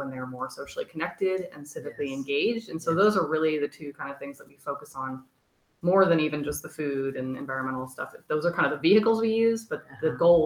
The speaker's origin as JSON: {"language": "English", "town": "Lawrence", "region": "Kansas", "country": "United States", "tie": "born or raised there", "also_born_or_lived": "Great Bend, Kansas", "said": "I was born in Great Bend, Kansas, moved up here when I was 8. So I basically, this is my hometown"}